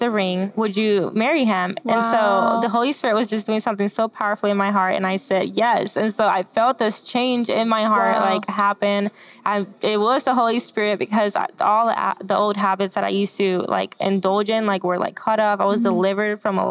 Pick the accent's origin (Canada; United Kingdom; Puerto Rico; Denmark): Puerto Rico; moved away; also born or lived in Florida; I grew up in Puerto Rico, born and raised by my mom